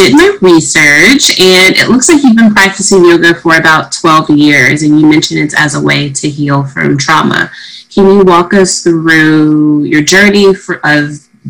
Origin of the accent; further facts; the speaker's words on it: Midwest, United States; I grew up in the Midwest as well